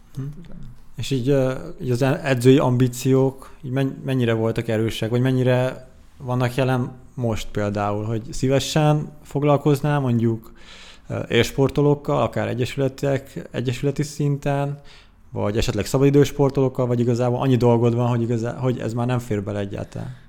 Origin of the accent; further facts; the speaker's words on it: Székesfehérvár, Fejér, Hungary; Székesfehérvári vagyok egyébként